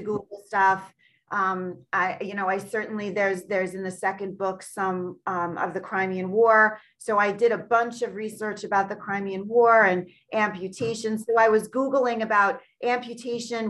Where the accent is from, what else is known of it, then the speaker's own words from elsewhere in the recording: Long Island, New York, United States; born and raised on Long Island in New York, uh, USA